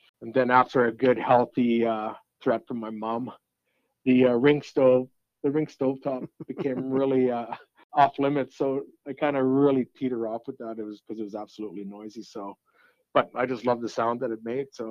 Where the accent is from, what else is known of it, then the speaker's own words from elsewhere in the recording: Peace River, Alberta, Canada; accent: French; also born or lived in McLennan, Alberta; Moved to Peace River when I was 10 in 1979. So I just aged myself. And so going from McLennan to Peace River